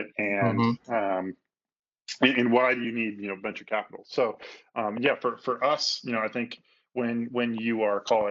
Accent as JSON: {"language": "English", "town": "Chicago", "region": "Illinois", "country": "United States", "tie": "born or raised there", "also_born_or_lived": "San Francisco", "moved": "as an adult", "said": "I grew up in the Midwest, so I grew up in Chicago"}